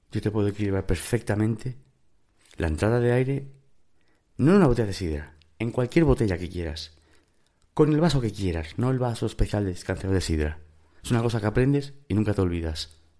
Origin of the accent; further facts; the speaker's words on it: Spain; also born or lived in United States; es cierto que soy español, pero también es cierto que me fui a España con casi tres años.